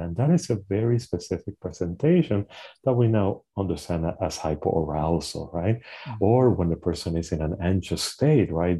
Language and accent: English; Puerto Rico; moved away; I am originally from Puerto Rico. I was born and, and raised in the Caribbean island